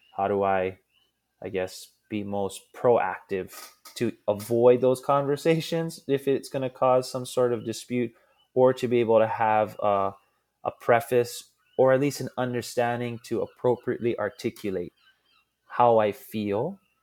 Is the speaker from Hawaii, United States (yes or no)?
yes; Hawaii, United States; I'm born and raised in an island that's twenty-five hundred miles from the nearest America